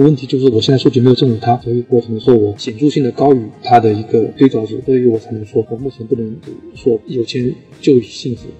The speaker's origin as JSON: {"language": "Chinese", "town": "Suzhou", "region": "Jiangsu", "country": "China", "tie": "born or raised there", "said": "我家乡苏州"}